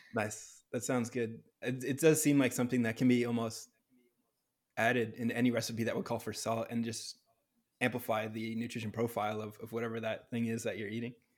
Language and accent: English; Bedford, New Hampshire, United States; moved away as an adult; now in Los Angeles, United States; I grew up in New Hampshire